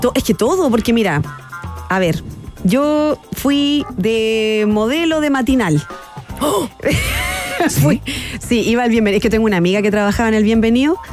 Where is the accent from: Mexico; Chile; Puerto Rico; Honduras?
Chile; Concepción, Biobío; yo soy de Conce y bueno, todo parte que yo fui una niña de colegios particulares subvencionados. Eh, muy arribistas en Concepción.